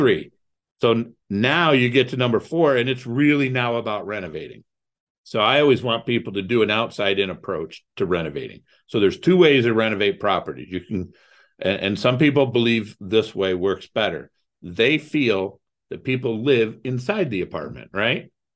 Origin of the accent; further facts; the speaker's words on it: Toledo, Ohio, United States; also born or lived in Cleveland, Ohio; I grew up in Toledo, Ohio.